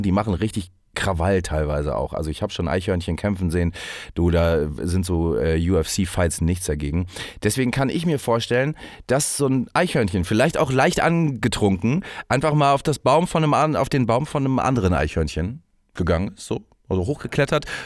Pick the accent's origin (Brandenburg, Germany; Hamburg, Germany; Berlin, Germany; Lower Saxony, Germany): Hamburg, Germany; moved away; dass ich aus der großen Stadt Hamburg komme